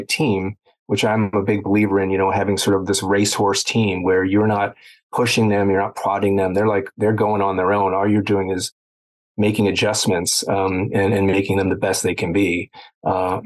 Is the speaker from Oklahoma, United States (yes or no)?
no; Baltimore, Maryland, United States; I grew up in Baltimore